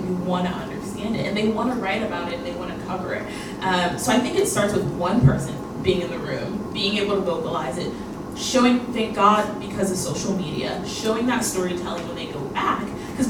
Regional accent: Ghana; I'm Ghanaian, so I try to help as much with the West African storytelling as possible.

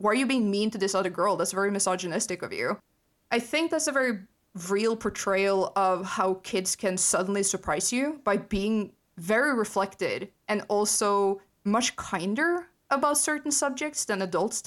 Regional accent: Norway; growing up in Norway

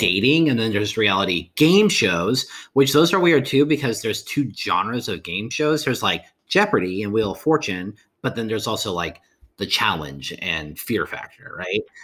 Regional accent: Ukiah, California, United States; growing up in Ukiah.

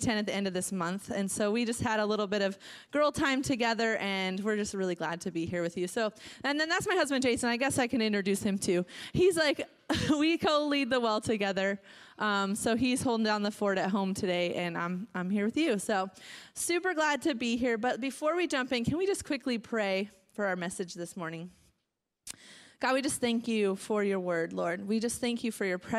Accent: Marysville, Washington, United States; moved away as an adult; also born or lived in Covington, Washington / Maple Valley, Washington / Phoenix, Arizona; now in Salt Lake City, United States; I was born and raised in Marysville. I was born at Everett General Hospital, raised in Marysville, moved to Covington, grew up there in a local church

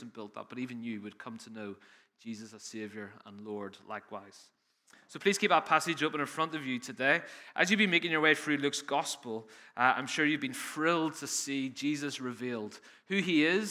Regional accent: Northern Ireland, United Kingdom; accent: Northern Irish; moved away as an adult; now in England, United Kingdom; I've spent 18 years struggling through preaching for people to understand my Northern Irish accent, so it's nice to be home with you

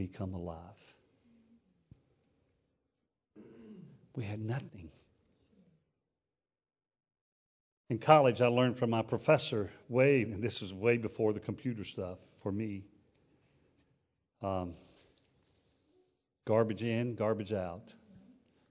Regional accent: United States; We're an American

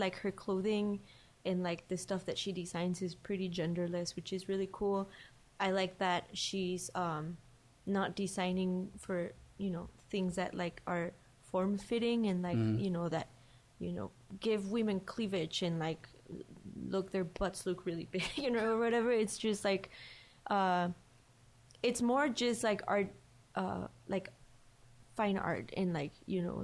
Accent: León, Guanajuato, Mexico; moved away; I'm from León

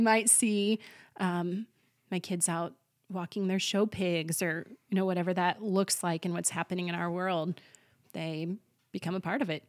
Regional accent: Colby, Kansas, United States; Colby is my hometown

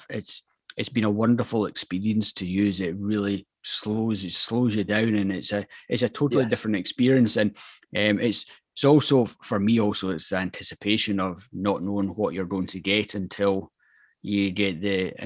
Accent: Scotland, United Kingdom; as a Scotsman

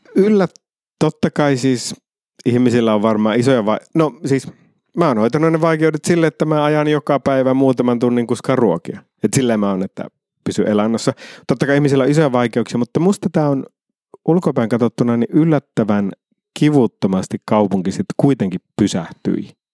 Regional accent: Iisalmi, North Savo, Finland; moved away; also born or lived in Helsinki; mä oon Iisalmesta, niin Iisalme on erilainen

